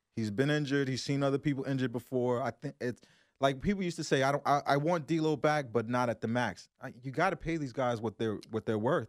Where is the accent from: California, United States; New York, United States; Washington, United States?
New York, United States; Brooklyn; I was from Brooklyn